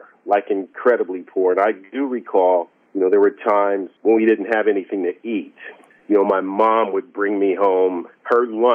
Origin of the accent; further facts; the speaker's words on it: San Diego, California, United States; I was born in San Diego